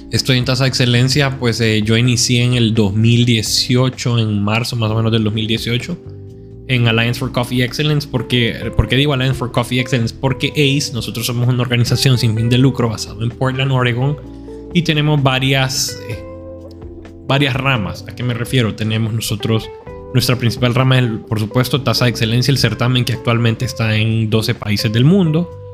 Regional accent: Honduras; yo siendo hondureño

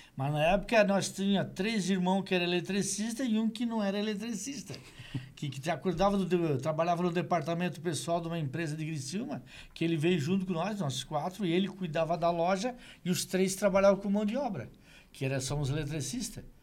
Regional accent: Meleiro, Santa Catarina, Brazil; born or raised there; now in Criciúma, Brazil

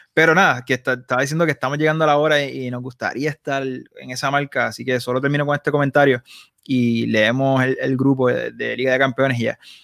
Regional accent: Puerto Rico; also born or lived in Barcelona; en Puerto Rico nosotros somos puertorriqueños

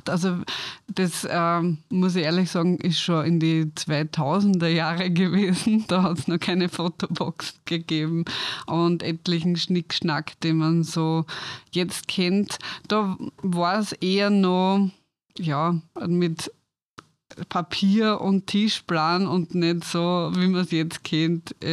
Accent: Styria, Austria; Ja, also ich bin aufgewachsen in der Steiermark und habe dann nach der Matura ein Tourismus-College gemacht

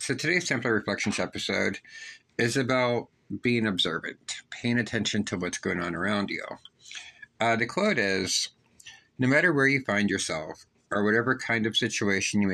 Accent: Pittsburgh, Pennsylvania, United States; When I was a child, I was raised in Northside, Pittsburgh

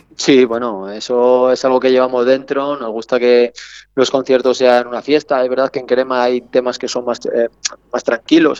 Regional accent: Salamanca, Castile and León, Spain; yo en mi caso soy salmantino, que soy castellano

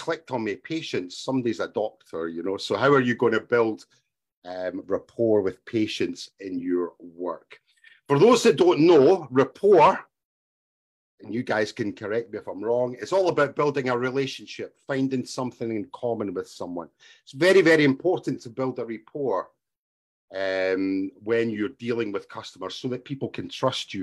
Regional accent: Scotland, United Kingdom; first language English; moved away as an adult; also born or lived in Asia; I'm from Scotland.

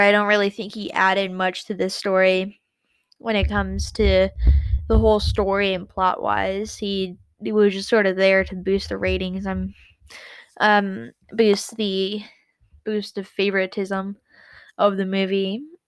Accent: United States; I'm American.

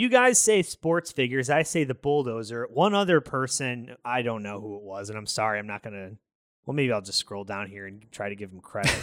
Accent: Chicago, Illinois, United States; we're from the South Side

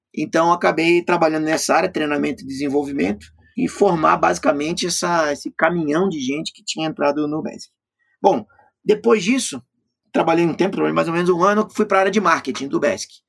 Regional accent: Florianópolis, Santa Catarina, Brazil; lá na minha cidade, Florianópolis

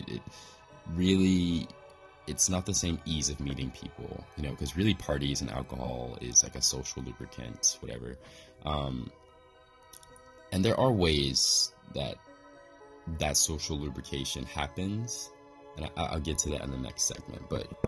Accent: Midwest, United States; moved away as an adult; also born or lived in East Coast, United States; now in Kanazawa, Japan; I came from the Midwest to the East Coast

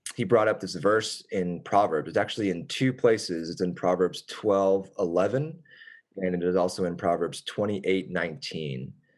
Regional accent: Richardson, Texas, United States; I have lived in Richardson since then, which is my hometown. It's where we were both from

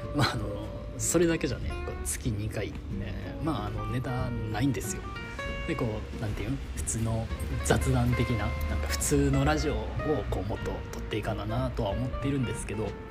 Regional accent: Kansai, Japan; 俺が関西人やから

